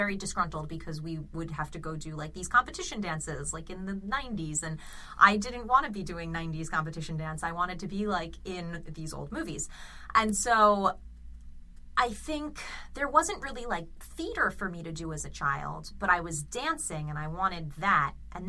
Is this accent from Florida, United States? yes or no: yes; South Florida, United States; moved away as an adult; also born or lived in Manhattan, New York / Boston; I only lived in New York until I was 3, and then I was moved to South Florida. And I was in South Florida until I was 18, and I went to college in Boston.